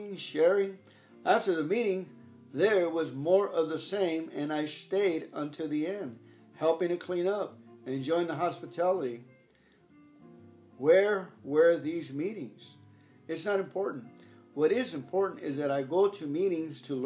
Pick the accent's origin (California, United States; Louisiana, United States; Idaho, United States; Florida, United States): California, United States; Los Angeles; I'm from the Los Angeles Dodger area